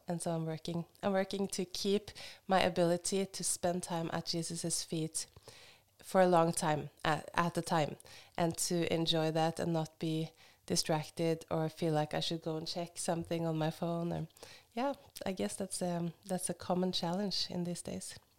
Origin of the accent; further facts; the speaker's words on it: Hamar, Innlandet, Norway; moved away as an adult; also born or lived in Oslo, Norway; now in Kenya; but I'm from Norway and I was raised in Hamar and I've spent half my life in Oslo before we went to Kenya.